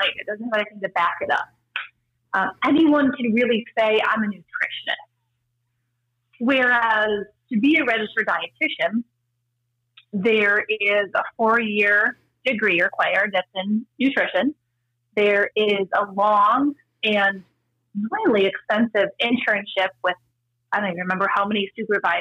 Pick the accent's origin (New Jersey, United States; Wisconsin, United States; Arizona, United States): Wisconsin, United States; also born or lived in Minnesota / Pennsylvania; now in California, United States; I'm from Wisconsin, and we both lived in Minnesota for many years